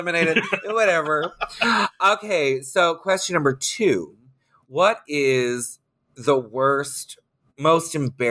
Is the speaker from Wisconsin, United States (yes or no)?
no; Orlando, Florida, United States; I grew up in Orlando doing drag.